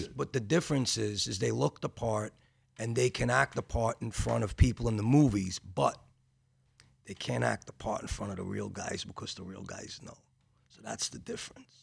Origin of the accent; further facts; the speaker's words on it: New York City, New York, United States; also born or lived in Bensonhurst, Brooklyn; I grew up in Gravesend, Bensonhurst